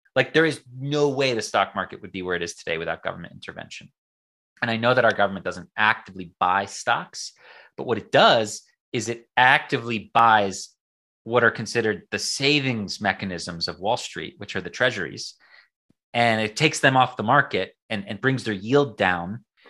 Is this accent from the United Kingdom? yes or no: no; United States; I'm an American